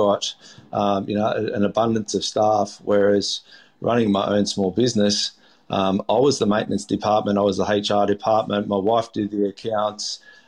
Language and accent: English; Melbourne, Victoria, Australia; whereas I grew up in Melbourne on Port Phillip Bay, and it was all for us just about going to the beach, having some fish and chips, going out sailing.